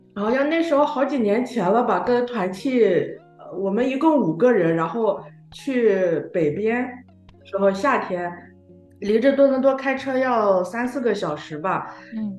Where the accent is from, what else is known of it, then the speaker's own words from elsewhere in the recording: Shandong, China; 我山东人嘛，对面食就是有特别的那个